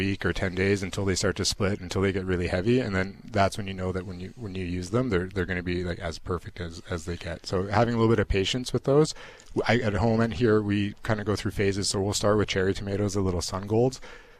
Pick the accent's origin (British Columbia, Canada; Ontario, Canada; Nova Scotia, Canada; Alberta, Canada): Alberta, Canada; Edmonton; From Edmonton.